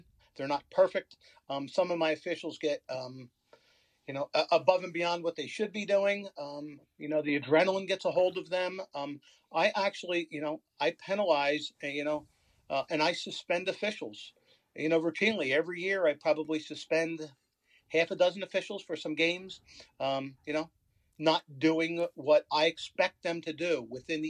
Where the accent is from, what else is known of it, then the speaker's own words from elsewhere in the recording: Philadelphia, Pennsylvania, United States; I come from Philly, the Broad Street Bullies